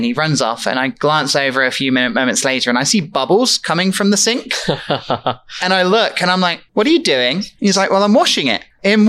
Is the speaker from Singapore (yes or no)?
no; United Kingdom; then she heard my accent and we both looked at each other and went, British.